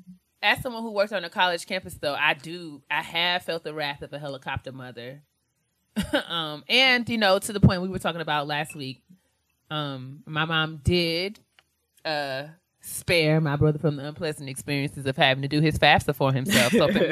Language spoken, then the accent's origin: English; New York, United States; because we were raised in New York